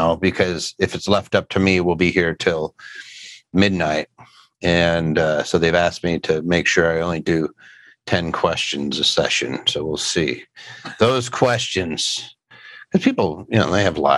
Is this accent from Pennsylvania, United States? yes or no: yes; Philadelphia, Pennsylvania, United States; Philly, that's my hometown